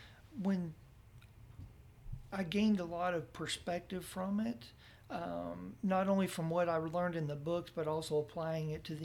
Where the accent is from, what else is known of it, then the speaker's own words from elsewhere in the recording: Texas, United States; now in Oklahoma, United States; I was unaware of it when I moved here because I was from Texas and it wasn't going on there.